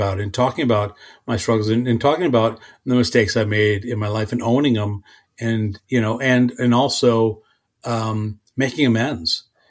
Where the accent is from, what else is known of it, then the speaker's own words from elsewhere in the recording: Ireland; And I don't know if it's because I'm, you know, a drinker or because I'm Irish.